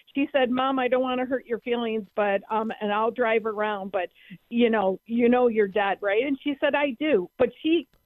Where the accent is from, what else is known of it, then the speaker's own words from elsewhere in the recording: Buffalo, New York, United States; where I grew up in South Buffalo